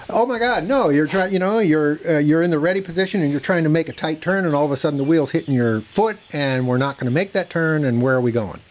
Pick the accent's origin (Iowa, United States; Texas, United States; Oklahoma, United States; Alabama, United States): Texas, United States; McKinney; I'm from McKinney